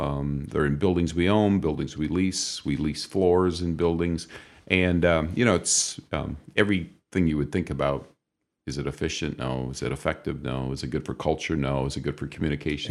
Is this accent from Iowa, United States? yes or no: yes; northwest Iowa, United States; moved away as an adult; now in Toledo, United States; my wife and I grew up in northwest Iowa